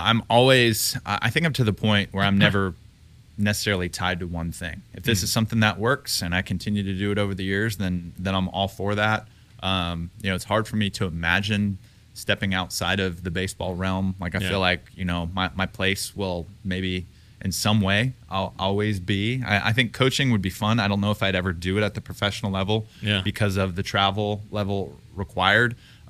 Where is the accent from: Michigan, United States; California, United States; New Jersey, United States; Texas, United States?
Texas, United States; people, you know, didn't necessarily know my background except they knew that I was from Texas.